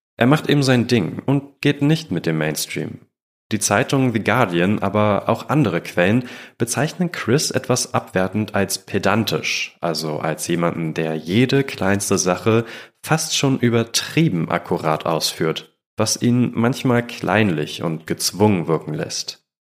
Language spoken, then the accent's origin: German; Germany